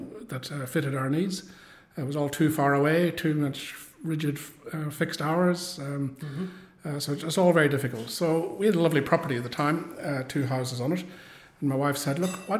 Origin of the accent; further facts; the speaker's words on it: Ireland; accent: Irish; moved away as an adult; also born or lived in Woodend, Victoria, Australia; now in Geelong, Australia; I came from Ireland, as you can probably tell from the accent. Arrived in 1991